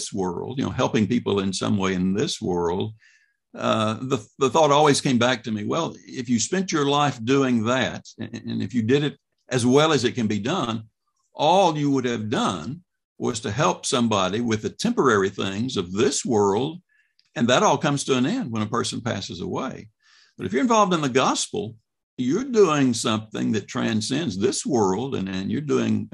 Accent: Mississippi, United States; moved away as an adult; also born or lived in Hope, Arkansas / Oxford, Mississippi / Meridian, Mississippi; now in Louisville, United States; born in Arkansas, but raised in Mississippi

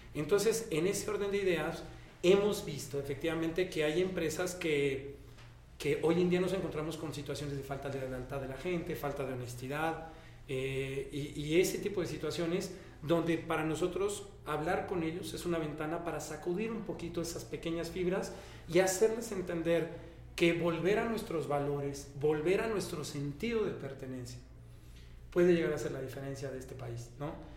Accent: Mexico; como todo mexicano

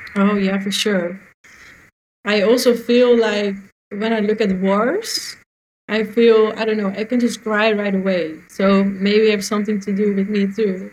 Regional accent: Netherlands; I'm from Holland

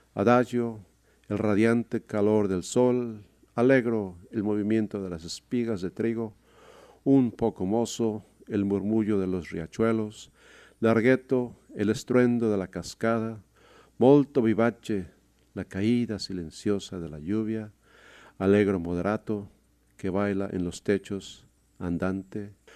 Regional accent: Mexico City, Mexico; now in Seattle area, United States; Nací en la Ciudad de México hace casi 63 años

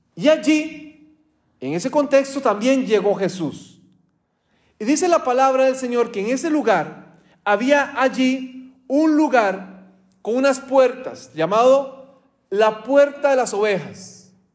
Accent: Costa Rica; moved away; mi país, de Costa Rica

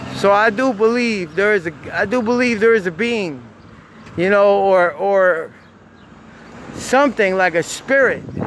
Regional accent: Jacksonville, Florida, United States; I'm from I'm from Jacksonville, Florida

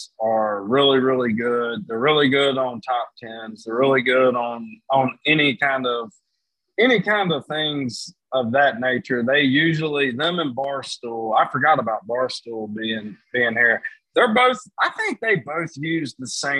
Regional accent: Danville, Virginia, United States; That's actually my hometown, and it's only an hour south of me

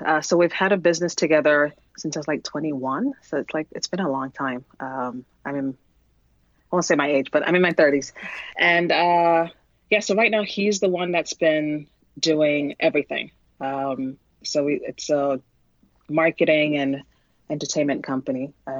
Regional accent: New York, United States; now in New Jersey, United States; I am from New York, now living in New Jersey, and I'm a mom of two.

